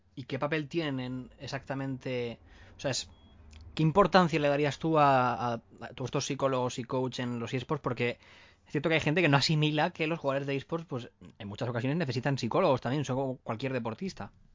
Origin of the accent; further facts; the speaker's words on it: Valencia, Valencian Community, Spain; nosotros somos de Valencia